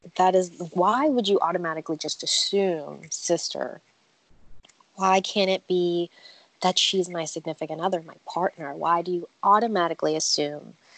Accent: New York, United States; moved away as an adult; also born or lived in Virginia; now in Wilmington, United States; I grew up in New York, and it's it's tough

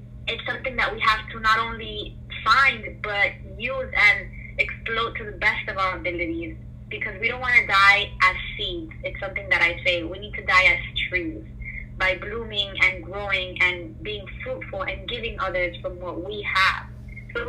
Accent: United States; also born or lived in Colombia; I was born in Colombia. I came to this country at the age of two, so I basically grew up here. I was raised in America

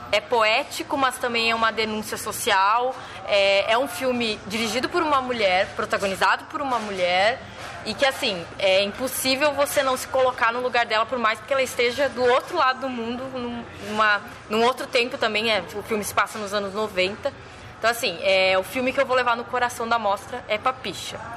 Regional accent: Santa Maria, Rio Grande do Sul, Brazil; Uh, sou de Santa Maria, no Rio Grande do Sul

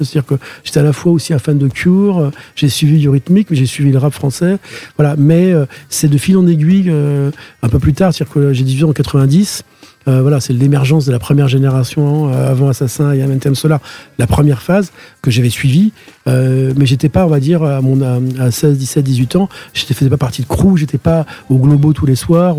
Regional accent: France; also born or lived in Queens, New York / Outremont, Montreal; je suis un Français parce que je suis né en France

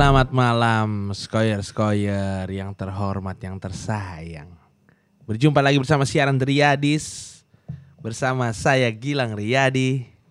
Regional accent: Jakarta, Indonesia; gua kan lahir di situ

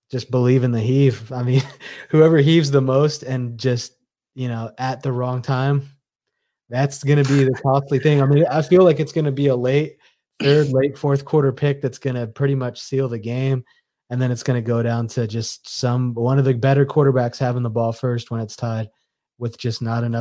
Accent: Indiana, United States; we grew up in Indiana, born in Indiana

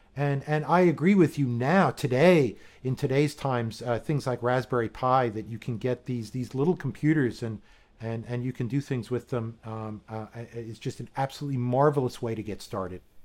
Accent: East Coast, United States; moved away as an adult; also born or lived in Arizona / Japan; I grew up on the East Coast

